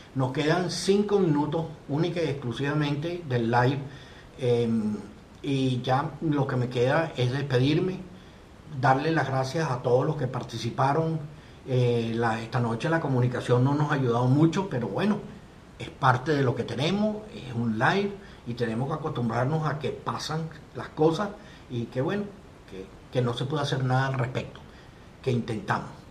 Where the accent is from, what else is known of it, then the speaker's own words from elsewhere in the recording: Venezuela; Nosotros como venezolanos hemos tenido toda una serie de problemas directos e indirectos